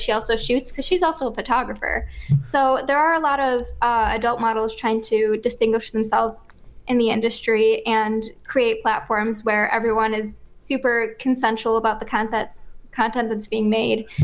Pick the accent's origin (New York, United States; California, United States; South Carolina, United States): New York, United States; Buffalo